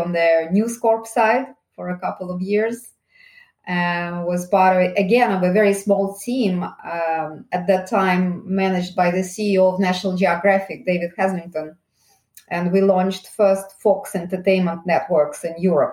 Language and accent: English; Saint Petersburg, Russia; moved away as an adult; now in United Kingdom; Originally, maybe you can hear my accent. I actually come from Russia. I was born in St. Petersburg and I came to United Kingdom in the early 90s.